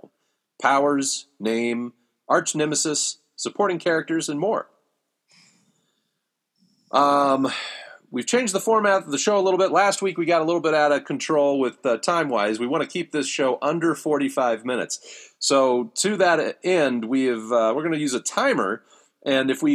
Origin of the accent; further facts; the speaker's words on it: Ohio, United States; growing up in Ohio